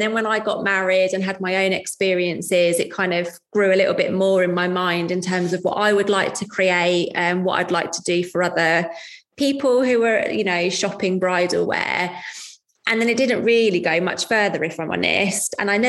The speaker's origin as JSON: {"language": "English", "town": "Leighton Buzzard", "region": "East of England", "country": "United Kingdom", "said": "I come from Leighton Buzzard, it's 20 minutes, it's 20 minutes to Aylesbury"}